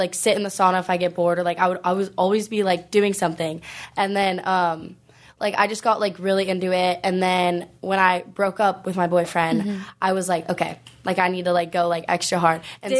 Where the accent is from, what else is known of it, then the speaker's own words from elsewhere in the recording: Huntington Beach, California, United States; also born or lived in Los Angeles; So I moved back, like, to my hometown, which is in Huntington.